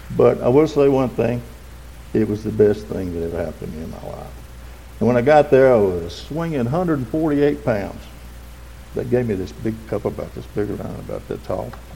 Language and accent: English; Westminster, South Carolina, United States; I was born in 1949 in Oconee Memorial Hospital and grew up in the big city of Westminster